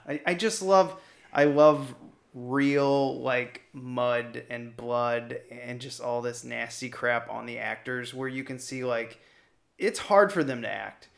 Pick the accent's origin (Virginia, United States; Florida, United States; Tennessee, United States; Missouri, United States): Missouri, United States; now in Chicago, United States; I'm from Chicago, even though I'm from Missouri